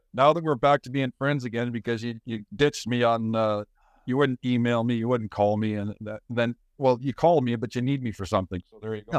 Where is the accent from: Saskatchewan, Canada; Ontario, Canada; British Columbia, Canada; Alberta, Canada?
Saskatchewan, Canada; Saskatoon; also born or lived in Winnipeg; I grew up in Saskatoon. I was born in Saskatoon